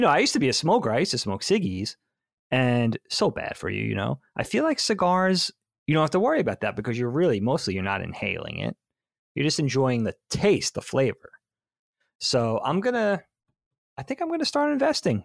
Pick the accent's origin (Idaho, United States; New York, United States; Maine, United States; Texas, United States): New York, United States; Long Island; moved away as an adult; also born or lived in Philadelphia; I did live with friends that I grew up with on Long Island